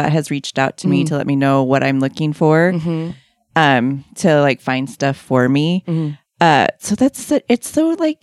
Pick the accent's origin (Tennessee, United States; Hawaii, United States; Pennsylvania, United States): Hawaii, United States; I'm Hawaiian